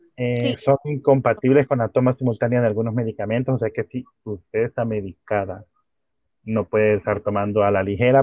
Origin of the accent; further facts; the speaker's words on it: El Salvador; Aquí en El Salvador